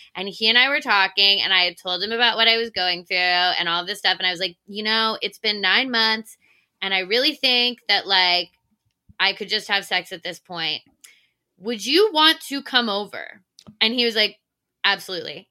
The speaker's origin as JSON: {"language": "English", "region": "Virginia", "country": "United States", "tie": "born or raised there", "also_born_or_lived": "Delaware", "moved": "as an adult", "lives_now": "New York, United States", "said": "I grew up, uh, for the most part in Virginia, but I moved straight from University of Delaware."}